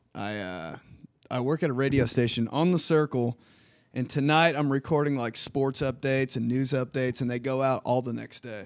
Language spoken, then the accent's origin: English; Indianapolis, Indiana, United States; also born or lived in Michigan; So we all moved here when I was four years old and from there on, I've just been an indie kid, Southside kid